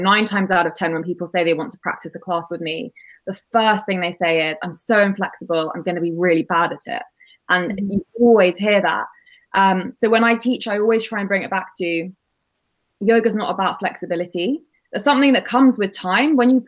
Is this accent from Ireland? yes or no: no; United Kingdom; So I probably mention as well, I'm British Indian, already quite key to also mention.